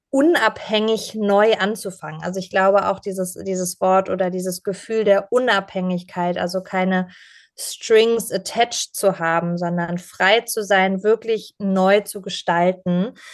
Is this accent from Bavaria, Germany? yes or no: no; Pforzheim, Baden-Württemberg, Germany; meine Familie ähm, hat in Pforzheim, also der Goldstadt Deutschlands